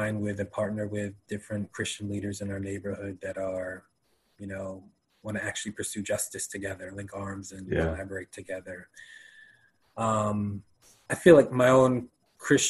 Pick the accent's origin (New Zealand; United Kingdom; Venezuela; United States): United States; as a American